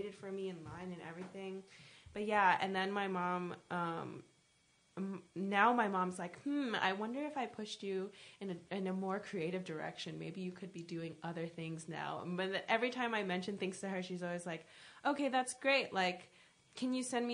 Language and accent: English; New Jersey, United States; I'm from Jersey. And I'm from the part of Jersey that's closer to New York